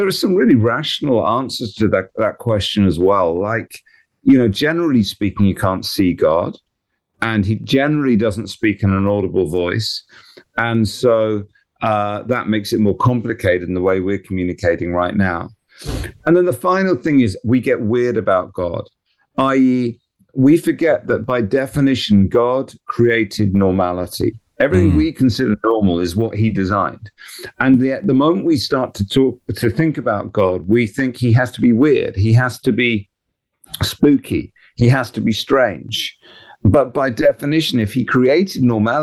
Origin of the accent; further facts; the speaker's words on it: England, United Kingdom; we're English